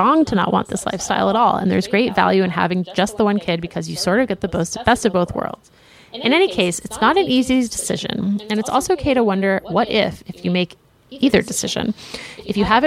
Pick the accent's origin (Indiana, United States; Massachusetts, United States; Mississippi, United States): Massachusetts, United States; Brookline; I grew up in Brookline